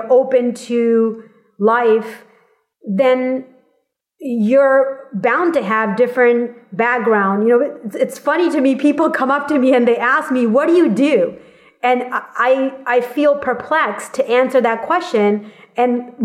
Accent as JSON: {"language": "English", "town": "Boston", "region": "Massachusetts", "country": "United States", "tie": "born or raised there", "moved": "yes", "lives_now": "California, United States", "said": "I grew up in Massachusetts in Boston area, and truthfully, going to high school there"}